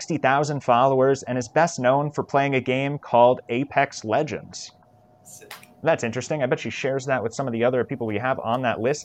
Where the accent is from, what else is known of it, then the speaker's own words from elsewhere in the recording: Manhattan, Kansas, United States; Manhattan, Kansas here from my hometown